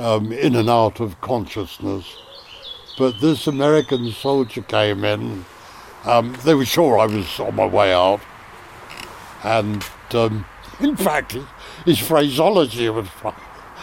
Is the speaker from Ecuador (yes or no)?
no; United Kingdom; Oh, you're a limey. I said, well, yeah, I'm British.